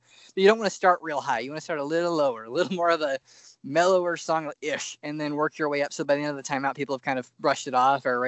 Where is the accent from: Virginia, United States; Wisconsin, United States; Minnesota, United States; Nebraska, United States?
Nebraska, United States; Louisville; also born or lived in Plattsmouth, Nebraska; even when I was in high school, I'm from Louisville, Nebraska